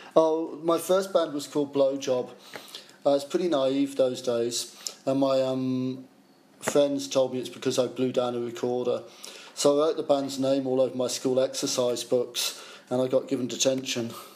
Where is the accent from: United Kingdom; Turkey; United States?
United Kingdom; Chelmsford, East of England; moved away as an adult; as a kid, I grew up in Chelmsford, Essex.